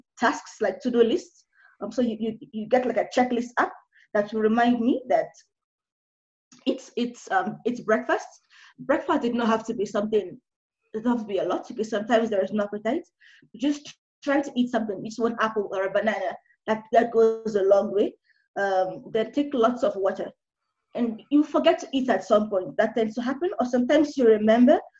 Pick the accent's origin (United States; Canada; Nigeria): Nigeria; now in Kenya; now I'm Nigerian. I'm currently in Kenya alone